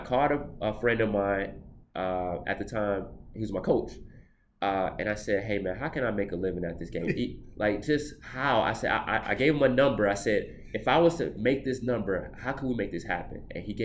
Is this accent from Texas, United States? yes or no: no; Atlanta, Georgia, United States; I'm from Atlanta